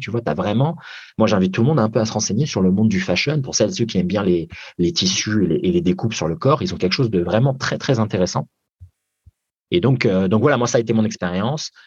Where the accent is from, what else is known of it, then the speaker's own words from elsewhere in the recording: France; moved away as an adult; also born or lived in Japan; même si j'ai été élevé en France